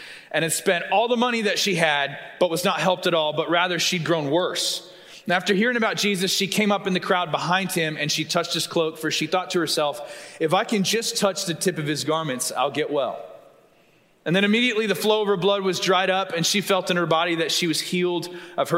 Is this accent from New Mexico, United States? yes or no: no; Tulsa, Oklahoma, United States; now in Texas, United States; I'm from Tulsa